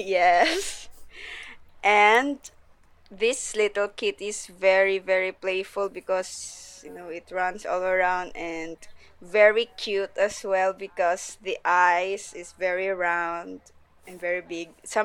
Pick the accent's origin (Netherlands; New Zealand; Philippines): Philippines; the art director of Muslim Manga, and I'm from the Philippines.